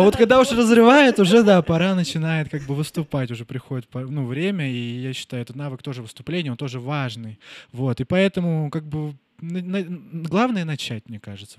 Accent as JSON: {"language": "Russian", "town": "Nizhnevartovsk", "region": "Khanty-Mansi Autonomous Okrug", "country": "Russia", "tie": "born or raised there", "moved": "as an adult"}